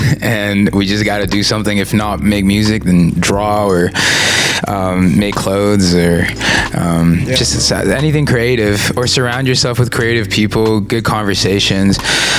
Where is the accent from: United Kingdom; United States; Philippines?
Philippines; accepting the responsibility that we have as Filipino artists